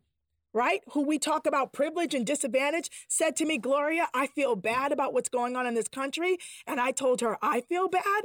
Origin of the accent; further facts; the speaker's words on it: Boston, Massachusetts, United States; I grew up in Dorchester, Massachusetts